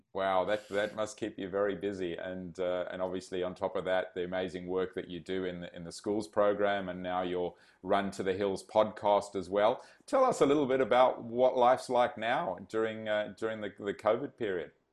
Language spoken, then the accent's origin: English; Zimbabwe; moved away; grew up in Zimbabwe